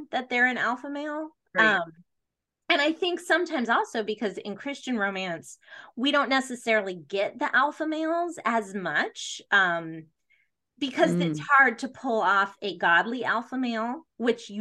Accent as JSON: {"language": "English", "country": "United States", "said": "as an American"}